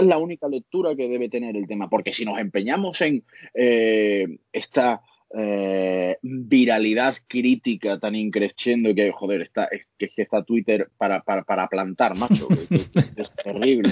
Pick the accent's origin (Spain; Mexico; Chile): Spain; Andalusia; somos andaluces